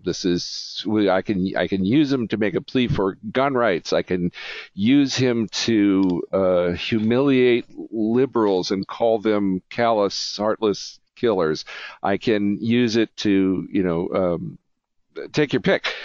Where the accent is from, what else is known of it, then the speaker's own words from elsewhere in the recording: United States; as an American